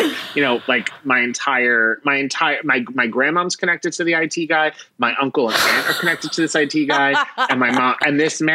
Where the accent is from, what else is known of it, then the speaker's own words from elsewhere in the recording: Philadelphia, Pennsylvania, United States; moved away; I'm from Philadelphia.